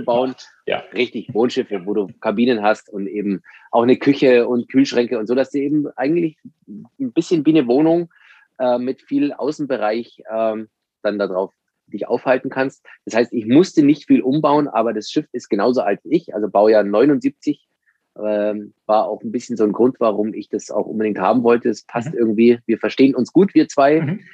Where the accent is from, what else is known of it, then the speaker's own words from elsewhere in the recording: Landsberg am Lech, Bavaria, Germany; Ich komme aus dem Süden von Deutschland, wie man vielleicht hört, aus einer Kleinstadt Landsberg am Lech in der Nähe von München